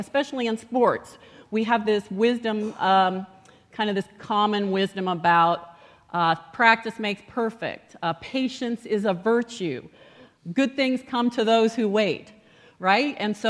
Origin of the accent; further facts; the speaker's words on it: Colorado, United States; I grew up in Colorado.